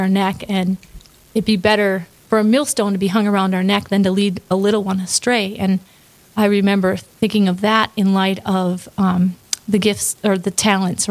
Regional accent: Napoleon, North Dakota, United States; moved away as an adult; also born or lived in Strasbourg, North Dakota / Kintyre, North Dakota; now in Fargo, United States; I was born in Strasbourg, grew up in Napoleon, like you shared. I was a dairy farmer's daughter, and my parents, and I grew up in the St. Boniface area

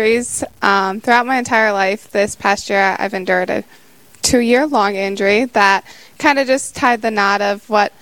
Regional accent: Rapid City, South Dakota, United States; moved away as an adult; I grew up, and I was raised in the Rapid City Catholic school system

